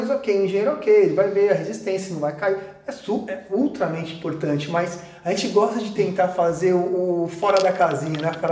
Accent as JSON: {"language": "Portuguese", "country": "Brazil", "said": "A gente, pô, a gente é brasileira, né, A gente dá nó em pingo d'água, né"}